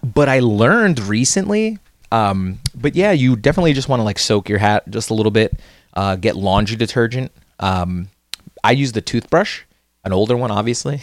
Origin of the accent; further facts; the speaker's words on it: New Jersey, United States; we are from New Jersey. Uh, we're born and raised in New Jersey